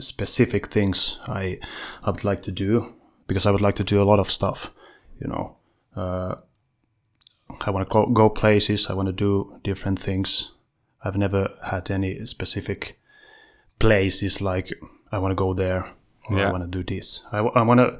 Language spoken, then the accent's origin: English; Vantaa, Uusimaa, Finland; I'm from Western Vanta, ….